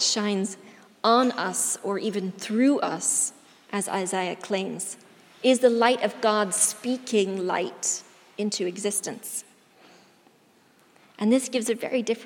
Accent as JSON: {"language": "English", "country": "United States", "accent": "American", "moved": "yes", "lives_now": "Mirfield, United Kingdom", "said": "my American accent"}